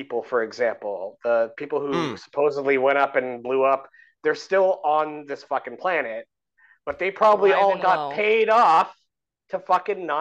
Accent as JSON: {"language": "English", "country": "Canada", "said": "I'm like a Canadian podcaster"}